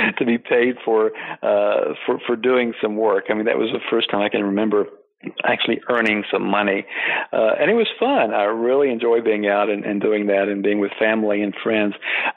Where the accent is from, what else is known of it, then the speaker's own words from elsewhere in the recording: eastern Tennessee, United States; moved away as an adult; also born or lived in Washington; I grew up on a small farm in eastern Tennessee